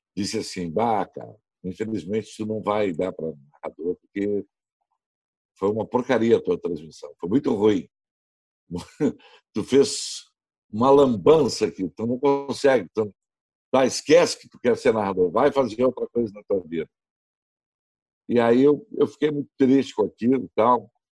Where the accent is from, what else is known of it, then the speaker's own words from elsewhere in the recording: Novo Hamburgo, Rio Grande do Sul, Brazil; moved away as an adult; now in Porto Alegre, Brazil; eu sou da, da, de Novo Hamburgo. Eu comecei na rádio da minha cidade lá